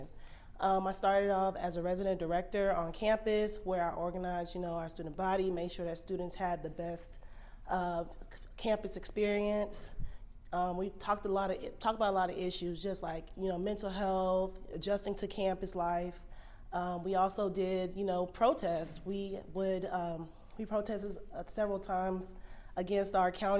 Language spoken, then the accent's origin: English; Dallas, Texas, United States; I actually was born and raised here in Dallas, Texas. I grew up in North Dallas